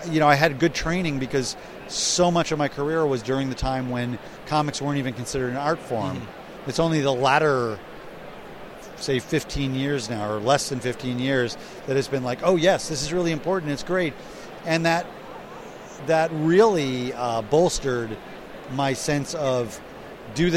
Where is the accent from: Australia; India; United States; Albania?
United States; I'm an American.